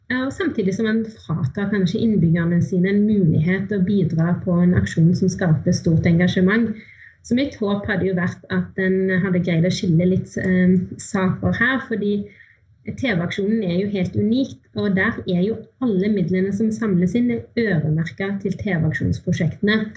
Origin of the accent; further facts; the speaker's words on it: Haugesund, Rogaland, Norway; Og jeg er fra Haugesund og bor ganske nærme kysten der.